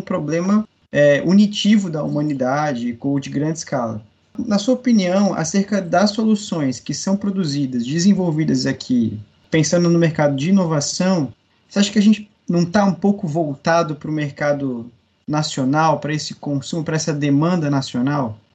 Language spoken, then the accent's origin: Portuguese; Brazil; nós brasileiros